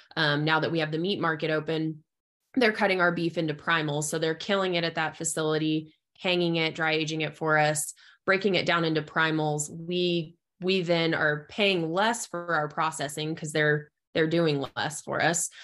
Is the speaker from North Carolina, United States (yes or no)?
no; southeastern Arizona, United States; moved away as an adult; also born or lived in eastern Oklahoma / Lubbock, Texas / Amarillo, Texas; now in Clovis, New Mexico, United States; I am originally from Arizona, so I was born and raised in southeastern Arizona